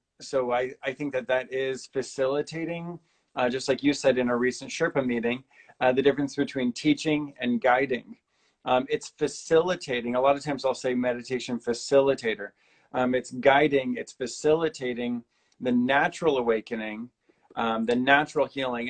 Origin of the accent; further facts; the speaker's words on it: Cincinnati, Ohio, United States; I went to Milford, Lakota East, and Little Miami. I went to three high schools.